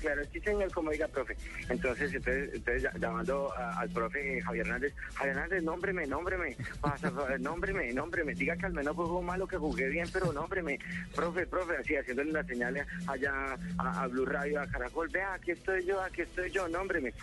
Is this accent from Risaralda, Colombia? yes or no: no; Bogotá, Colombia; así somos los bogotanos